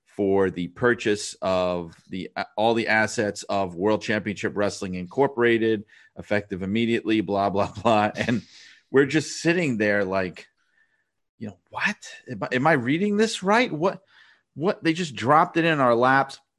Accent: New York City, New York, United States; I am from New York City

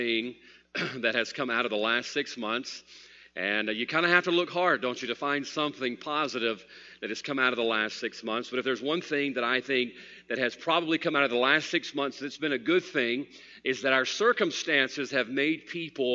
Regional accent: United States; I'm an American

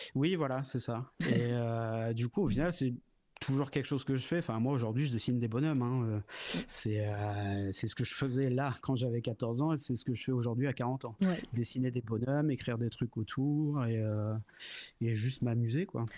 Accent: Sotteville-lès-Rouen, Normandy, France; je viens de, je viens de Normandie. Je suis de Seine-Maritime. Je suis né à Rouen et je vivais à Sotteville-les-Rouen, donc une petite ville juste à côté

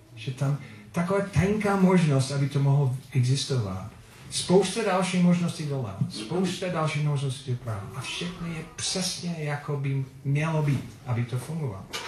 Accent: Philippines; Czech is a second language; also born or lived in United States; now in Czech Republic; odkud pocházím, kde jsem se narodil, to bylo na Filipínách. A občanství, USA stále.

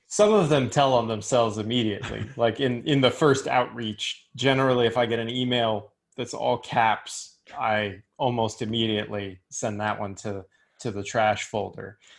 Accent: Richmond, Virginia, United States; moved away; I'm from Richmond.

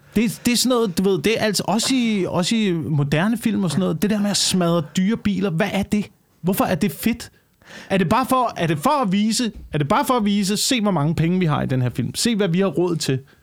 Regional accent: Denmark; nær min hjemstavn op ved, op ved Tisø øh, på Vestjylland

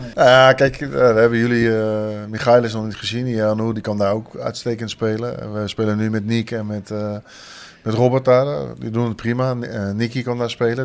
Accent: Leiden, South Holland, Netherlands; moved away as an adult; also born or lived in Breda; now in Maastricht, Netherlands; ik heb tot mijn twintigste in Leiden gewoond, waar ik ben opgegroeid

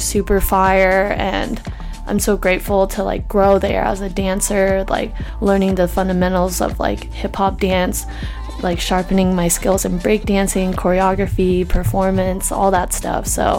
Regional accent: Salem, Oregon, United States; also born or lived in New Jersey / China / San Francisco; I was born in Jersey, so I'm a West Coast girl, but then born in the East Coast. I lived in China for 3 years, and then from then I actually moved to San Francisco for a year, lived in Salem, Oregon

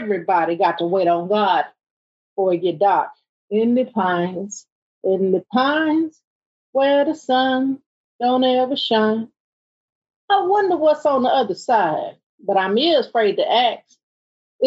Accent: the South, United States; I'm from the South

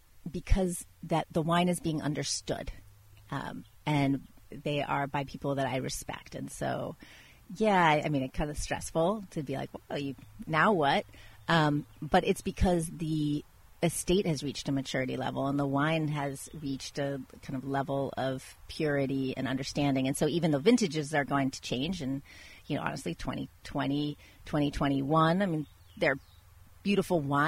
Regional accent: Washington, District of Columbia, United States; also born or lived in Italy; now in Napa, United States; I grew up in Washington, D.C.

